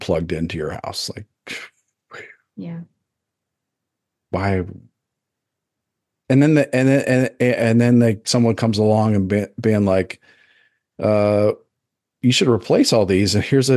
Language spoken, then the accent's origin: English; United States; As an American